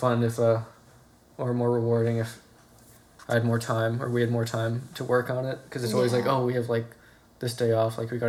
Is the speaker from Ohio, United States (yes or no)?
yes; Cincinnati, Ohio, United States; also born or lived in Honolulu, Hawaii; I was born in Honolulu. Oh, cool. But I grew up in Northside in the Clifton area.